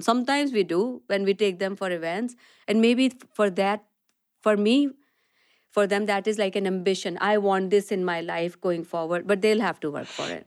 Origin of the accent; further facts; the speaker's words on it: Delhi, India; moved away as an adult; also born or lived in west of Scotland; now in Scotland, United Kingdom; I'm born and brought up in India, um, and I made, uh, most of my education was there, and I made my journey here to the west of Scotland from very sunny Delhi